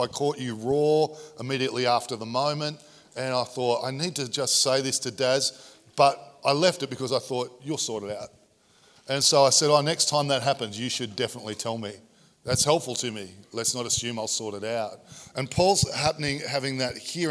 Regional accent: Sydney, New South Wales, Australia; I grew up in Sydney's equivalent of Coldale

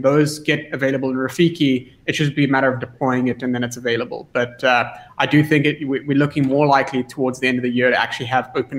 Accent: South Africa; me as a South African

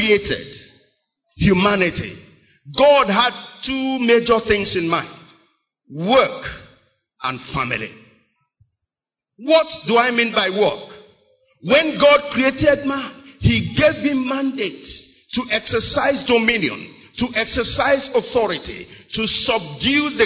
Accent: Onitsha, Anambra, Nigeria; I was born and raised in Onitsha

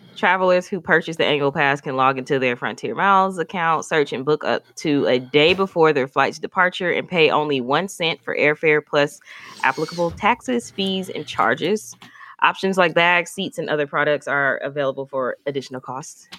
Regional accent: Milwaukee, Wisconsin, United States; we're all from Milwaukee

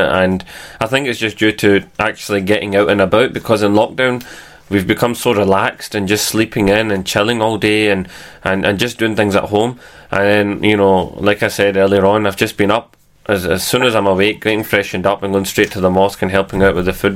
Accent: Glasgow, Scotland, United Kingdom; born or raised there

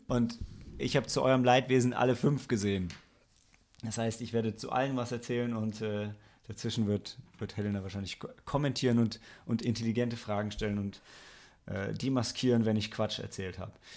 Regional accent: Lilienthal, Lower Saxony, Germany; ich bin aus Lilienthal bei Bremen

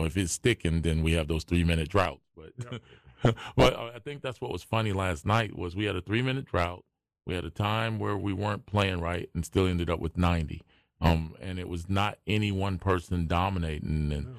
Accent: Philadelphia, Pennsylvania, United States; But mine, I grew up like in Philadelphia.

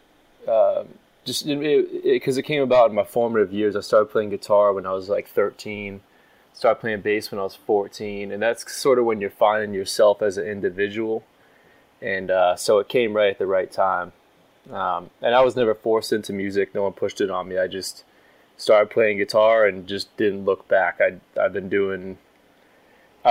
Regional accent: Nashua, New Hampshire, United States; I'm from Nashua, New Hampshire.

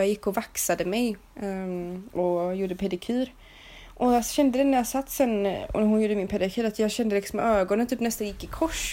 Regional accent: Sweden; moved away; jag var svensk

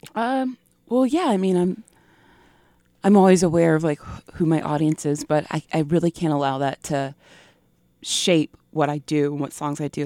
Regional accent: the South, United States; my experiences growing up in the South

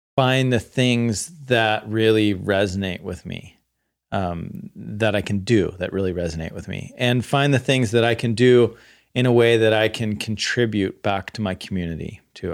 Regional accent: the Bay Area, California, United States; I grew up in the Bay Area

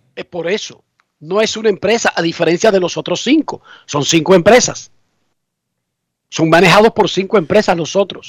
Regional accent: Buenos Aires de Herrera, Distrito Nacional, Dominican Republic; yo soy un tonto de Buenos Aires de Herrera

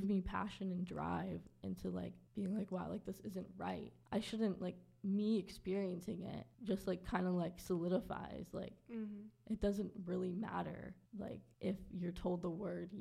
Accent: Waldorf, Maryland, United States; moved away; also born or lived in Baltimore, Maryland; I'm originally from Southern Maryland

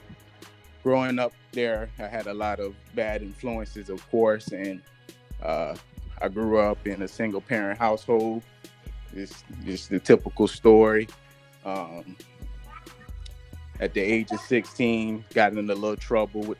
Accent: Boynton Beach, Florida, United States; moved away as an adult; also born or lived in Tallahassee, Florida / Jacksonville, Florida; I'm originally from Boynton Beach, Florida. Born and raised.

